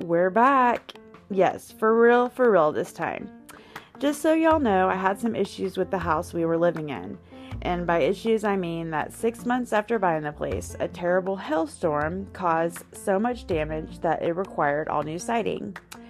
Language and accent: English; Edmond, Oklahoma, United States; we had to live with my folks for about 6 months while I looked for a new house back in my hometown of Edmond.